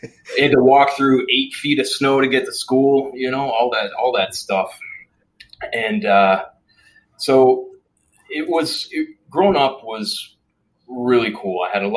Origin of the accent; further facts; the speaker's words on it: Regina, Saskatchewan, Canada; I grew up in Canada, born and raised, grew up in a city called Regina, Saskatchewan